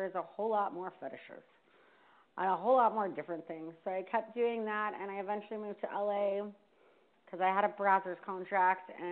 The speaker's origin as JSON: {"language": "English", "town": "Vista", "region": "California", "country": "United States", "tie": "born or raised there", "also_born_or_lived": "Washington, D.C.", "moved": "as an adult", "said": "I grew up in Vista"}